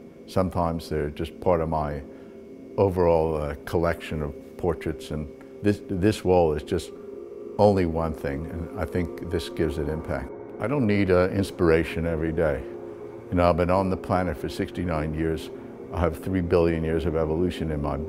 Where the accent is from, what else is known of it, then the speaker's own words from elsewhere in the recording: New York City, New York, United States; moved away as an adult; now in Johannesburg, South Africa; I was born in New York, and I've lived the last 37 years in Johannesburg, South Africa.